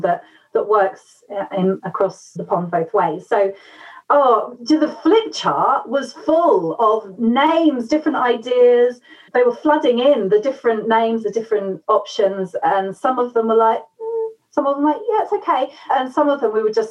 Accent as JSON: {"language": "English", "region": "England", "country": "United Kingdom", "tie": "born or raised there", "also_born_or_lived": "United States", "said": "I am half American, but I was very young when I moved here"}